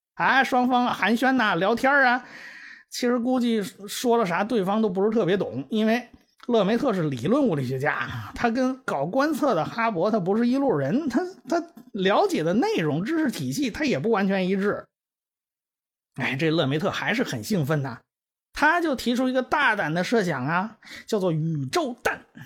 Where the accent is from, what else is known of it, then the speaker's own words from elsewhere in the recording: China; 这是我们中国人的命名